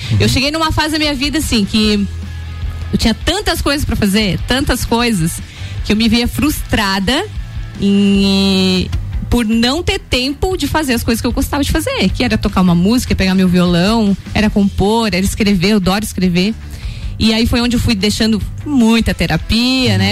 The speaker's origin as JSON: {"language": "Portuguese", "town": "Três Cachoeiras", "region": "Rio Grande do Sul", "country": "Brazil", "tie": "born or raised there", "also_born_or_lived": "Torres", "said": "Eu sou natural de Torres e Torres. morei em Três Cachoeiras, né? Uhum. Me, me, criei em Três Cachoeiras, uma cidadezinha próxima, 22 quilômetros lá de Torres."}